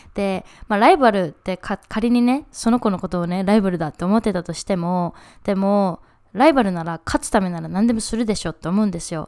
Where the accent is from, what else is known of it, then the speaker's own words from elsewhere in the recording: Japan; moved away as an adult; うちは日本で生まれて日本で育って